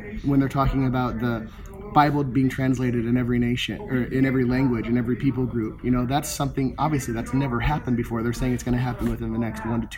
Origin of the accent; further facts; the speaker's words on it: Minnesota, South Dakota, Upper Midwest, United States; moved away as an adult; also born or lived in Kansas City; now in Orlando, United States; I was born and raised in Minnesota, South Dakota, Upper Midwest